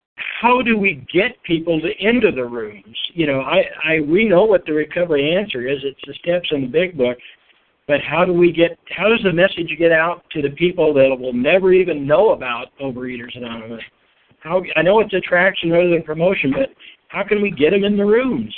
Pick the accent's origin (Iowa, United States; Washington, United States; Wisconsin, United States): Iowa, United States; I'm from Iowa, but I'm up here at the Minnesota Convention with some more students.